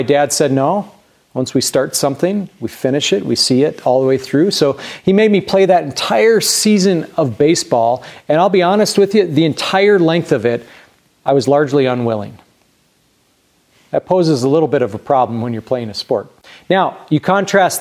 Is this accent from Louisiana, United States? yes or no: no; Grand Junction, Colorado, United States; As a kid growing up in Grand Junction